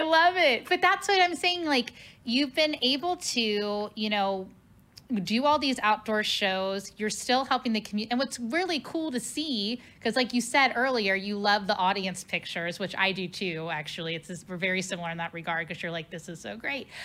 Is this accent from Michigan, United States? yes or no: no; Cincinnati, Ohio, United States; now in St. Louis, United States; my hometown of Cincinnati